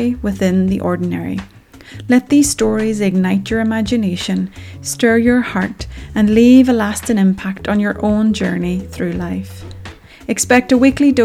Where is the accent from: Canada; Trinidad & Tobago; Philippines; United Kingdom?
United Kingdom; Northern Ireland; As a Northern Irish woman and proud mum